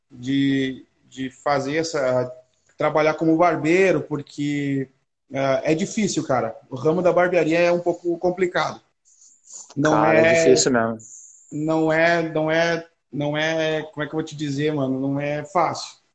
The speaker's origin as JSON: {"language": "Portuguese", "town": "Gramado", "region": "Rio Grande do Sul", "country": "Brazil", "said": "Sou de Gramado, Rio Grande do Sul, rapaz."}